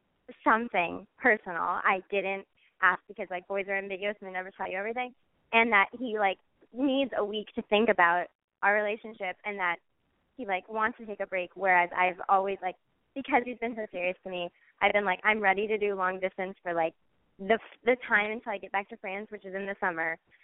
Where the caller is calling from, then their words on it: Iowa, United States; I'm 21, and I'm calling from Iowa.